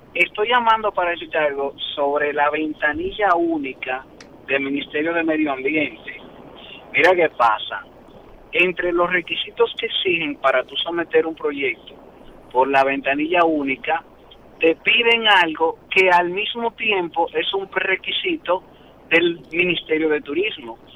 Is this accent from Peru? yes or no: no; Haiti; Spanish is a second language; now in Santo Domingo, Dominican Republic; Yo soy haitiano.